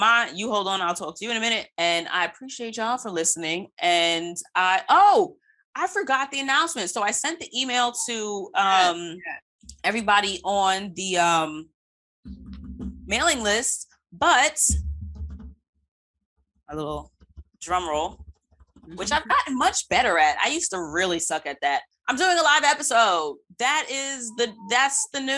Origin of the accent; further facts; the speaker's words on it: United States; being American born